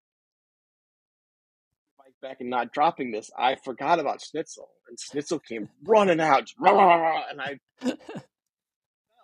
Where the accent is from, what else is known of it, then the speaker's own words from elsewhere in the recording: St. Louis, Missouri, United States; moved away as an adult; also born or lived in Charlotte, North Carolina; I grew up in St. Louis